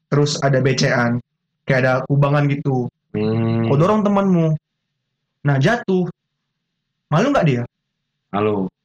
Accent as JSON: {"language": "Indonesian", "region": "Java", "country": "Indonesia", "said": "lebih maju kok bisa dibilang ya gara-gara aku dari Jawa kan lebih hmm. maju"}